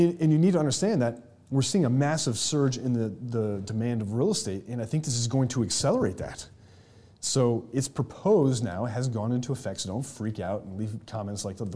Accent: New York, United States; moved away; that's where my home state is

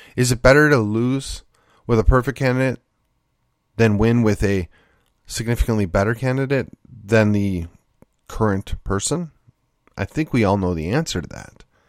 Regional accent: Wisconsin, United States; moved away as an adult; also born or lived in Virginia; now in Texas, United States; I am a Midwesterner. I was born and raised in Wisconsin.

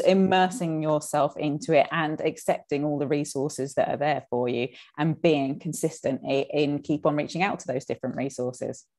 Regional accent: United Kingdom; us Brits

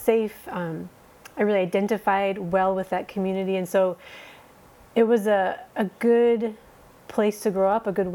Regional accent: Minnesota, United States; moved away as an adult; also born or lived in Somaliland; now in Djibouti, Djibouti; So I grew up in Minnesota

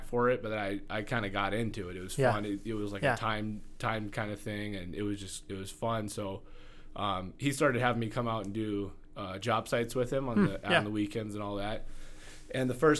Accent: Rapid City, South Dakota, United States; I grew up here in Rapid

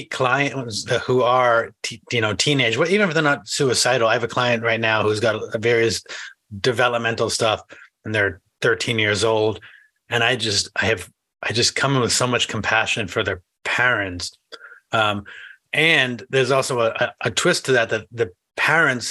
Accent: New England, United States; I grew up in New England, which is not middle America

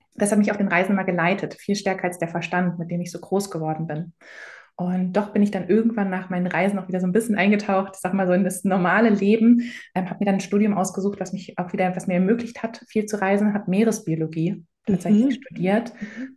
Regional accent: Germany; in, Deutschland groß geworden, hier zur Schule gegangen

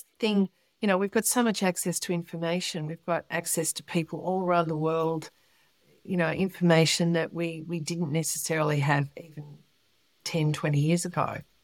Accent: Melbourne, Victoria, Australia; I was born in Melbourne

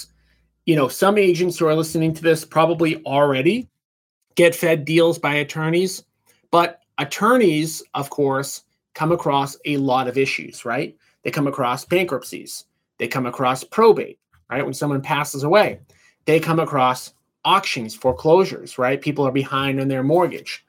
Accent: Boston, Massachusetts, United States; I grew up right outside of Boston

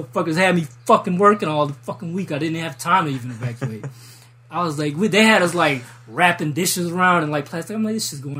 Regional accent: Biloxi, Mississippi, United States; also born or lived in New Orleans, United States; I was raised, I'm originally from Columbia

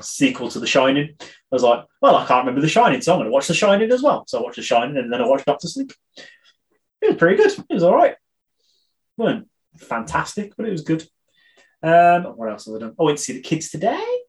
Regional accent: United Kingdom; I'm British

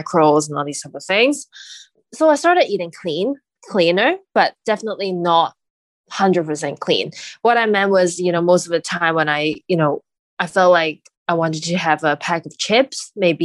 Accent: Hong Kong; I was raised in Hong Kong and I'm currently living there.

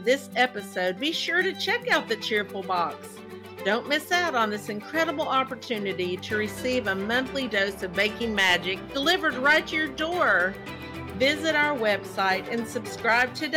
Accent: Kentucky, United States; accent: Southern; I'm from the South. I mean, some people say Kentucky isn't South, but listen to my accent

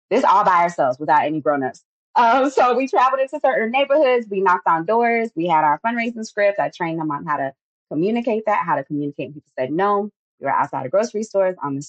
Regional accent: Miami, Florida, United States; moved away as an adult; now in Atlanta, United States; I was born and raised in Miami, Florida, but currently live outside of Atlanta, Georgia

